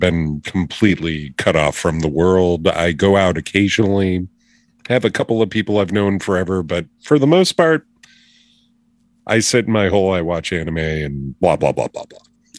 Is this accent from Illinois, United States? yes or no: yes; Chicago, Illinois, United States; born there; Like, I love Chicago. I was born outside Chicago. I like Wisconsin a fuck ton.